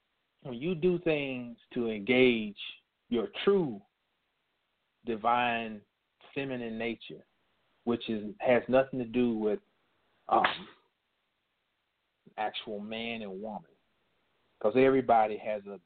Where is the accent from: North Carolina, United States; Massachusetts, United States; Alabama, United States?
North Carolina, United States; North Carolina, which happens to be my home state.